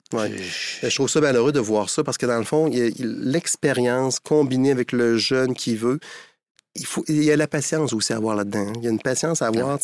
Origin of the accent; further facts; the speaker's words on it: Montmagny, Quebec, Canada; je suis originaire de Montmagny